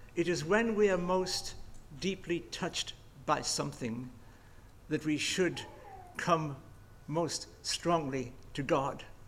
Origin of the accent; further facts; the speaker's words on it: England, United Kingdom; I'm remarkably English